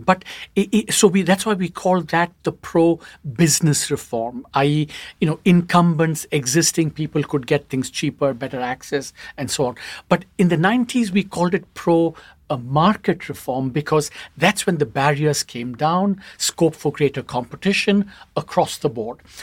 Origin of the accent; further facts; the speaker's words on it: India; as we grew up as kids in India